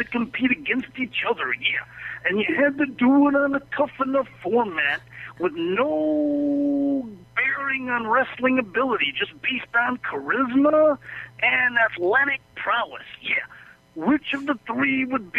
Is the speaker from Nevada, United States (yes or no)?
yes; Las Vegas, Nevada, United States; from Vegas.